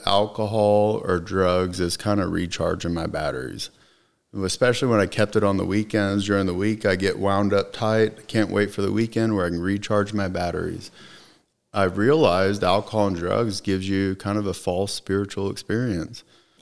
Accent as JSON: {"language": "English", "town": "Plano", "region": "Texas", "country": "United States", "tie": "born there", "said": "Well, I was born in Plano, You know, my family was only here for about 2 years when I happened to be born here."}